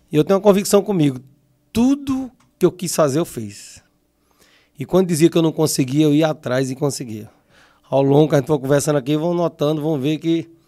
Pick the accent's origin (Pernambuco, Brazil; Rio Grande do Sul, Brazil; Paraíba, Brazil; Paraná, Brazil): Paraíba, Brazil; Sumé; nasci em Sumé, num bairro chamado Alto Alegre, mais conhecido bairro do Matador ali, né? E naquele tempo era tudo muito difícil, tudo no barro, a gente ficava por ali.